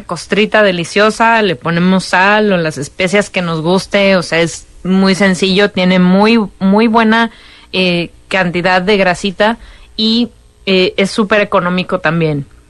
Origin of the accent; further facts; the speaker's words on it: Monterrey, Nuevo León, Mexico; siendo regia